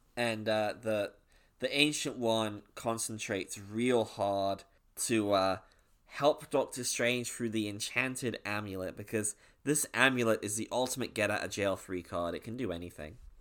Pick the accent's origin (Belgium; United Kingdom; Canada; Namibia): United Kingdom; I'm actually British.